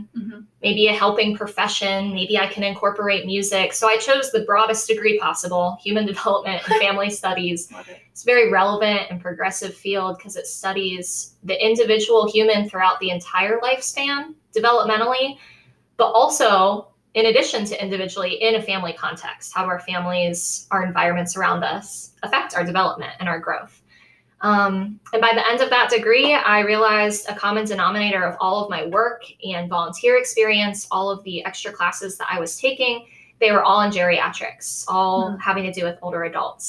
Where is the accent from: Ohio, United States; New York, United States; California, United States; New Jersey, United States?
Ohio, United States; Columbus; now in Bowling Green, United States; I'm originally from Columbus, Ohio